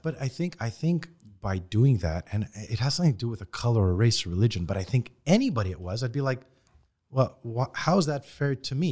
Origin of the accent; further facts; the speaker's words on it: Montreal, Quebec, Canada; we grew up in Parkex. Half my friends were Haitian